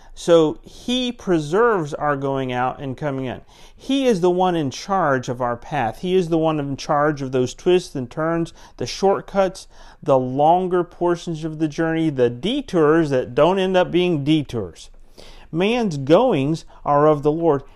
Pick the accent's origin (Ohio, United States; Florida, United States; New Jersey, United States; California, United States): Florida, United States; Central; also born or lived in Pensacola, Florida; I grew up in Central Florida